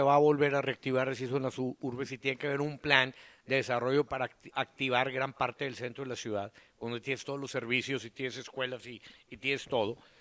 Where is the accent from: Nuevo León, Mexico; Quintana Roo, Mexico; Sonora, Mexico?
Nuevo León, Mexico; Monterrey; nosotros somos los chilangos para los de Saltillo, para los de Torreón